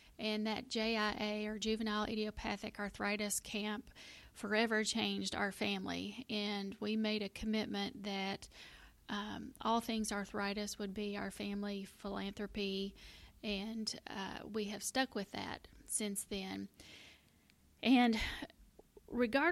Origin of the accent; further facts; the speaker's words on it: Middle Tennessee, United States; I am a native Tennessean. I grew up in Middle Tennessee